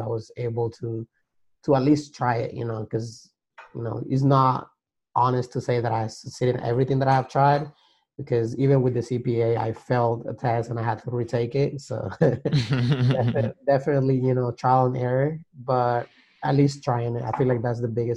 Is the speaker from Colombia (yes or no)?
yes; Colombia; moved away as an adult; now in United States; Growing up in Colombia, my parents were always very like entrepreneur